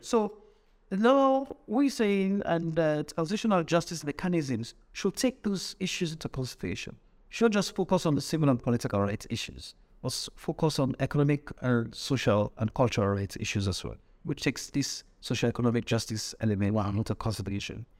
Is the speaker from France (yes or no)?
no; Kenema, Eastern Province, Sierra Leone; I grew up in Kedema, which is the southeast